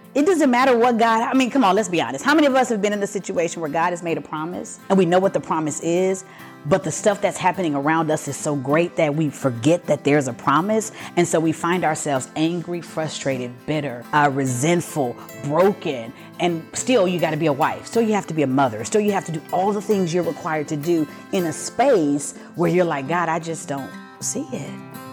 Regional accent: Pasadena, Texas, United States; born and raised in Pasadena

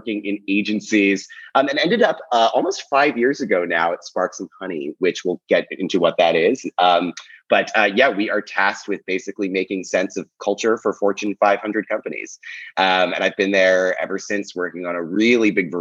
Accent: Philadelphia, Pennsylvania, United States; also born or lived in Brooklyn, New York City; now in New York City, United States; I'm from Philadelphia originally

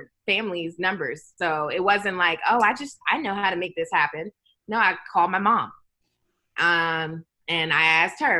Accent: Maryland, United States; moved away; also born or lived in Georgia; my home state of Maryland

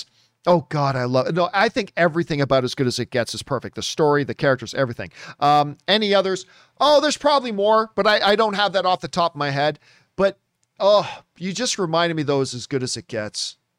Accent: United States; Although I'm American, Italy is like a second home to me. I studied abroad there and have been back many times. I speak Italian, so I watched the movie in Italian.

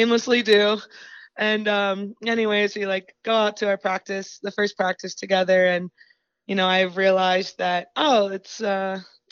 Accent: Chambersburg, Pennsylvania, United States; I'm from Chambersburg, Pennsylvania

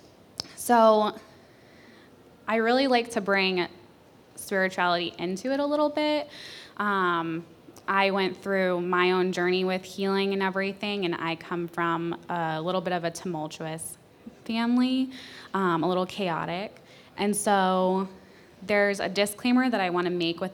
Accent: New Hampshire, United States; moved away; also born or lived in Colorado; I'm from New Hampshire. I got my master's in Colorado. I just moved here

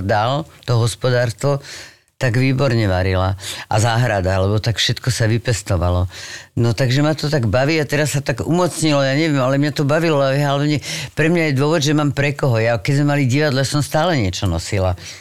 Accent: Bratislava, Bratislava Region, Slovakia; moved away as an adult; now in Czech Republic; som z Bratislavy

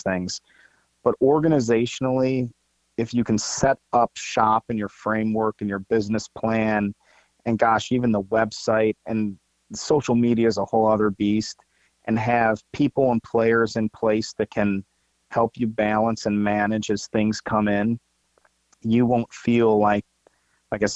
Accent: Ohio, United States; also born or lived in St. Louis, Missouri; now in Georgia, United States; I'm originally from Ohio

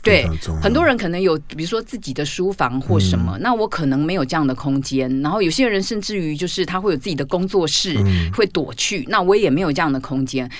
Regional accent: Taiwan; 因为我们台湾有的时候硬体不够好

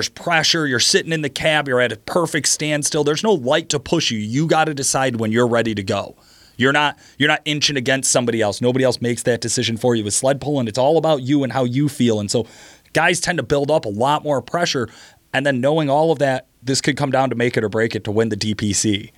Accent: Virginia, United States; I would drag race. I'm from Virginia.

